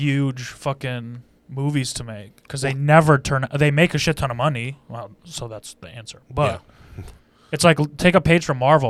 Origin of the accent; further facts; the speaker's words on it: United States; I'm from Ottawa County.